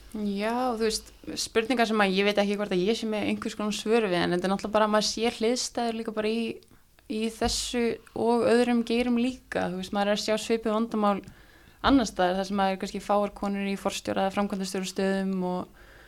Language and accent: Icelandic; Iceland; við hafandi alls upp á Íslandi og spila fókbalta hér